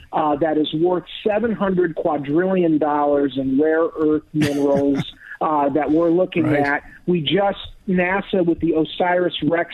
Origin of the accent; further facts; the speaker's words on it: Florida, United States; I grew up in Florida, so I was used to seeing the shuttle launches when I was a kid growing up